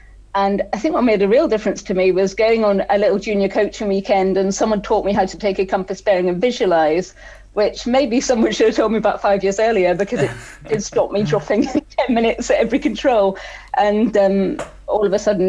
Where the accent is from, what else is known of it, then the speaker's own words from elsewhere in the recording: Wales, United Kingdom; born there; also born or lived in Scotland; And I was born in South Wales. We orienteered there before moving up to Scotland.